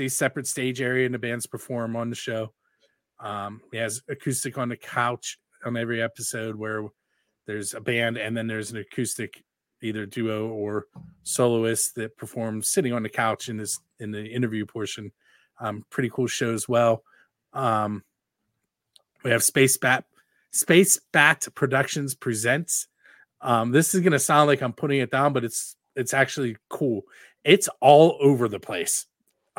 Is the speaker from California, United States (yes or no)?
no; Pittsburgh, Pennsylvania, United States; I'm from the Pittsburgh area